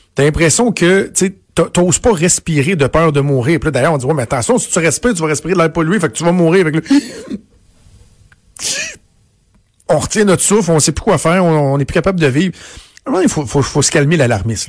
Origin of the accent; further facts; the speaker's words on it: Canada; chez nous, au Canada